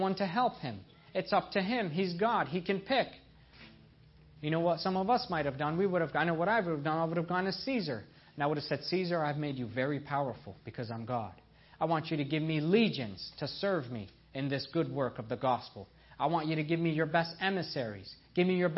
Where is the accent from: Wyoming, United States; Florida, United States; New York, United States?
New York, United States; upstate; also born or lived in Iran / Nebraska; I was born in Iran. I was a zealous Muslim child. I was as proud as they came. I was very lost. And then my parents immigrated to North America. I grew up in New York State most of my life in upstate New York